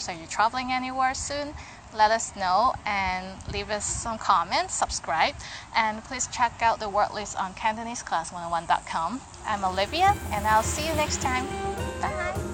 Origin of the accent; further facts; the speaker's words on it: Canada; I'm Canadian. My nationality is Canadian.